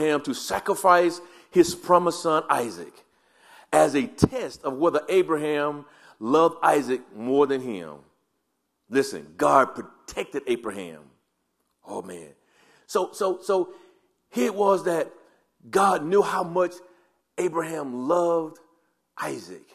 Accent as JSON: {"language": "English", "region": "the South", "country": "United States", "tie": "born or raised there", "said": "I grew up in the South and it was always yes, ma'am"}